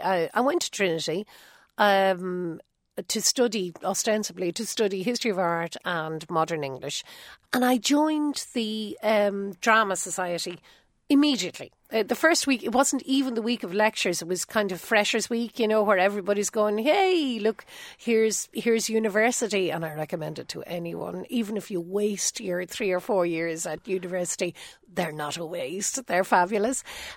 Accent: Ireland; accent: Irish; I'm an Irish woman

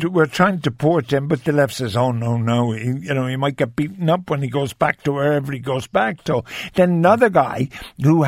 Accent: Ireland

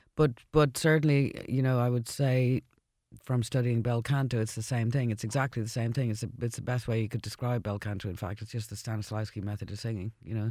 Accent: Ireland; I moved back to Ireland after the second album

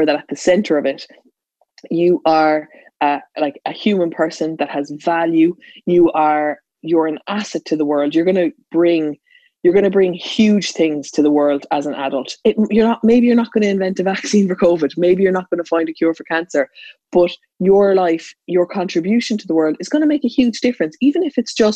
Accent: Ireland; I was in a schooling system, as every Irish student listening to this is

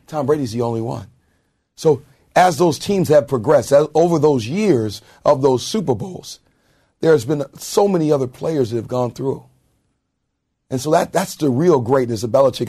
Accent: Anaheim, California, United States; I grew up in Anaheim.

